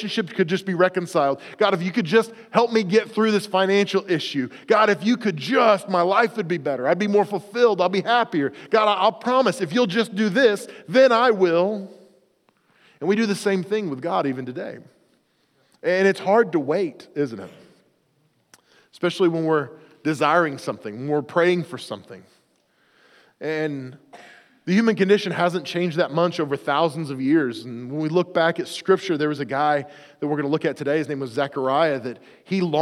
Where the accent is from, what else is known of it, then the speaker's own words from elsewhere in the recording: Oklahoma, United States; moved away; at our house growing up in the South in Oklahoma